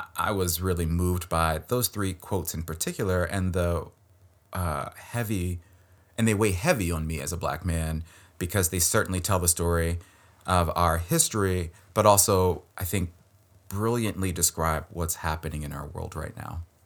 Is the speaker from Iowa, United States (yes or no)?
no; Maryland, United States; I'm from Maryland, like, this is my home state